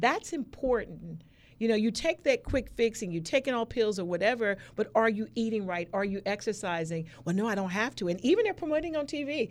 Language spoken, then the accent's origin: English; Maryland, United States; also born or lived in California; now in Norfolk, United States; I was originally from Maryland